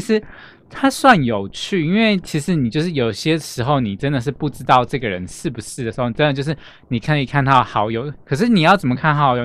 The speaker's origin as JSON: {"language": "Chinese", "region": "southern Taiwan", "country": "Taiwan", "also_born_or_lived": "Chiayi / Kaohsiung", "moved": "yes", "said": "因为我本身是南部人"}